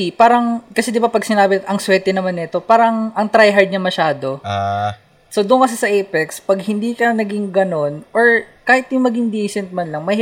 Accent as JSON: {"language": "Tagalog", "town": "Dasmariñas", "region": "Cavite", "country": "Philippines", "said": "Palapala ako"}